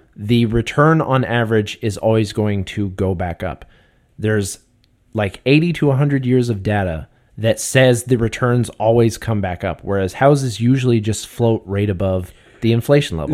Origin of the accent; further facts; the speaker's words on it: Canada; we're Canadian